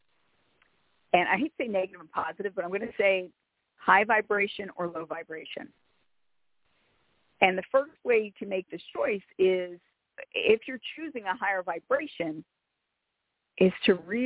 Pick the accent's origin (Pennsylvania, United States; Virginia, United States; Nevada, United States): Pennsylvania, United States; Philadelphia; I'm from Philadelphia. More specifically, I'm from South Philadelphia, which is an Italian and Irish ghetto